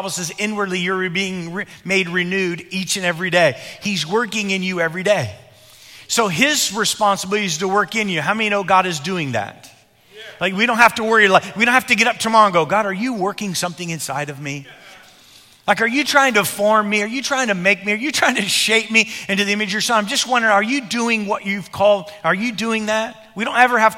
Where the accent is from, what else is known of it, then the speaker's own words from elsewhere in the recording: Illinois, United States; When I was growing up in Illinois as a young boy